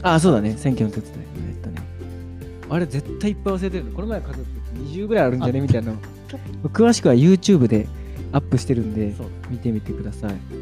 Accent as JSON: {"language": "Japanese", "region": "Tokyo", "country": "Japan", "tie": "born or raised there", "moved": "as an adult", "lives_now": "Awaji Island, Japan", "said": "東京生まれ東京育ち26歳の我々が淡路島に島流れしまして"}